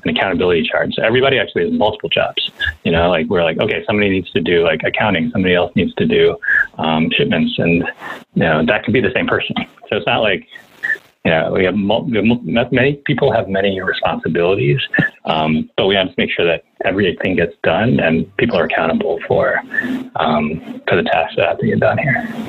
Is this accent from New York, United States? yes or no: yes; New York, United States; I'm from New York